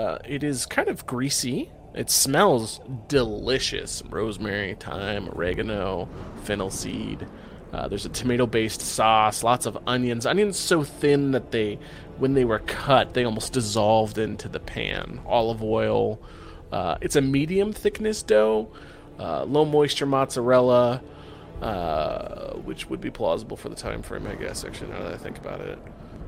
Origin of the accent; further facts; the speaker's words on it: Washington, United States; my hometown in Washington